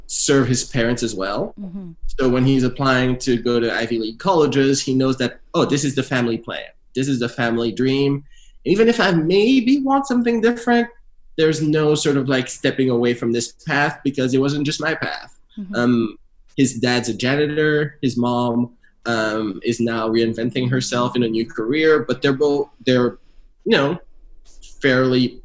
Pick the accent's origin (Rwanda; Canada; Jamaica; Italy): Canada; now in United States; being a Canadian in America